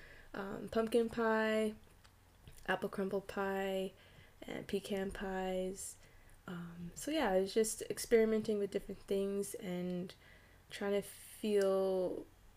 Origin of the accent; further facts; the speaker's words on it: Canada; I'm Canadian, and I currently operate in the province of Ontario